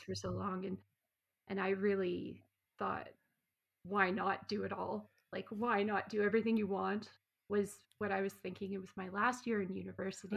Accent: Canada; moved away as an adult; also born or lived in New Zealand / Australia; I grew up in Canada

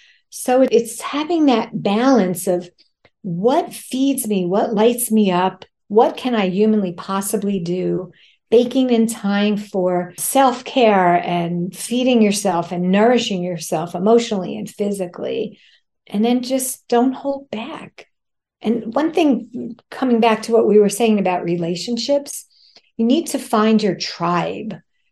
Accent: New York, United States; because I have two speeds as a New Yorker, fast and faster

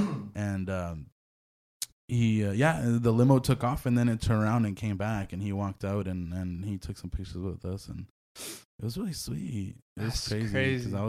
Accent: Hanford, California, United States; Hanford, my hometown

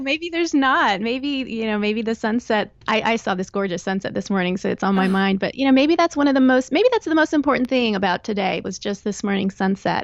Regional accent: Texas, United States; moved away as an adult; also born or lived in Northern Virginia / Chicago / Northern Florida / southeastern Pennsylvania; now in Pennsylvania, United States; So I grew up in Texas, and that's where I uh, went to college, met and married my husband.

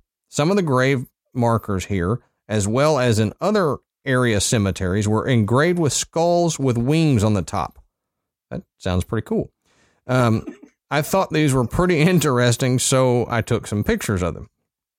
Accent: West Virginia, United States; I'm sure you'll be disappointed that considering I'm from West Virginia, more didn't happen.

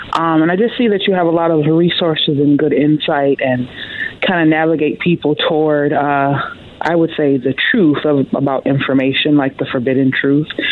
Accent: the South, United States; I'm from the South

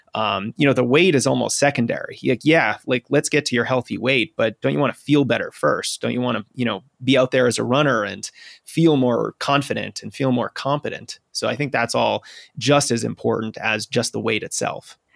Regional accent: New England, United States; I'm a New Englander, you know, born and raised in New England.

